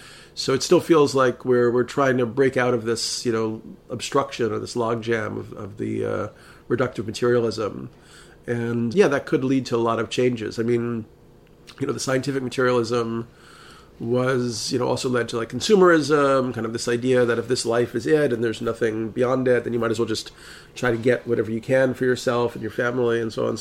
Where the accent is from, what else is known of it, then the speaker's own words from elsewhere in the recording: New York City, New York, United States; I'm from New York City